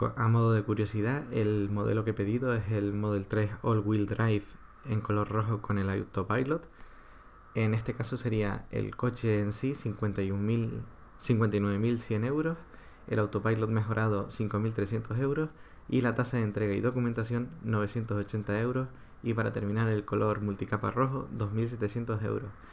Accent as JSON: {"language": "Spanish", "region": "Canary Islands", "country": "Spain", "said": "yo vivo en Canarias y soy residente de Canarias con trabajo en Canarias"}